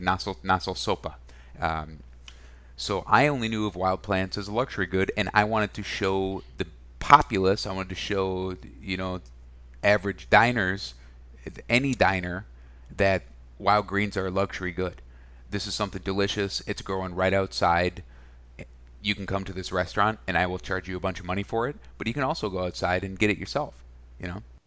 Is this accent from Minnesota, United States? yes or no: yes; Minnesota, United States; also born or lived in Wisconsin; I was born in Wisconsin. I grew up in Minnesota